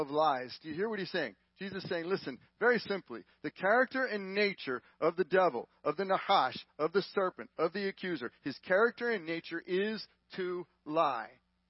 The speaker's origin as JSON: {"language": "English", "region": "Texas", "country": "United States", "said": "We're from Texas"}